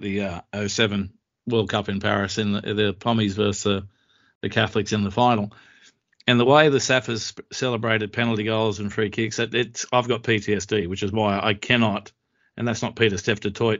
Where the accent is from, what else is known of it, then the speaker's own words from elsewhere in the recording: Australia; as an Aussie